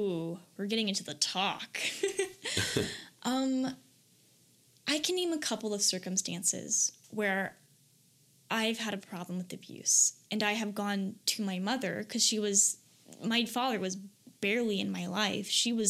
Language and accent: English; Florida, United States; because I came from Florida and this was in Michigan.